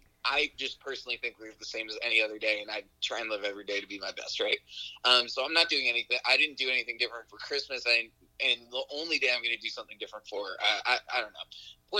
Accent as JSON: {"language": "English", "region": "New York", "country": "United States", "tie": "born or raised there", "said": "we grew up in New York and we're like of the homegrown generation"}